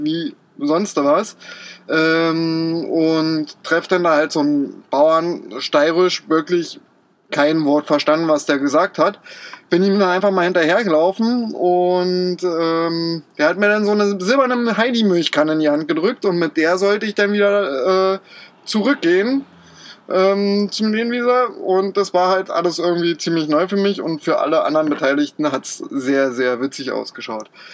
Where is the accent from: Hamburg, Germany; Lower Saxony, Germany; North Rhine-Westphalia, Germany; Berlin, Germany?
Berlin, Germany; moved away as an adult; also born or lived in Austria; ich bin äh, in Berlin beziehungsweise bei Berlin aufgewachsen